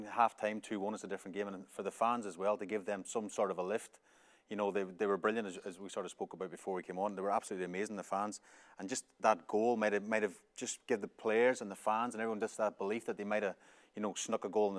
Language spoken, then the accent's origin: English; Ireland; being an Irishman